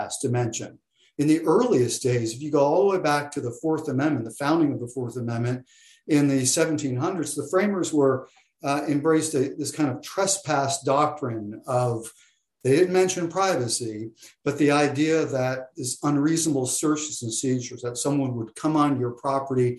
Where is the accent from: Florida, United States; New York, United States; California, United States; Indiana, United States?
Florida, United States; now in Texas, United States; I grew up in Florida